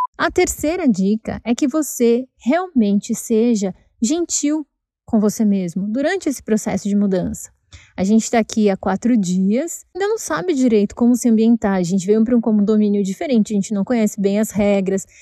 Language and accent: Portuguese; São Paulo, Brazil; moved away as an adult; esse é o bairro onde eu cresci